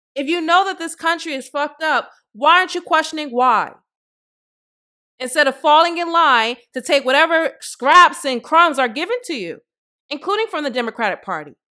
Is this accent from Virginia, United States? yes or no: no; Boston, Massachusetts, United States; I'm from Boston